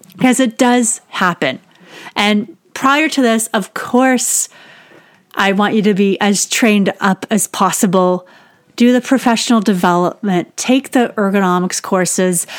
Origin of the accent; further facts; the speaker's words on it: Canada; I'm Canadian and our growing season is just a couple months long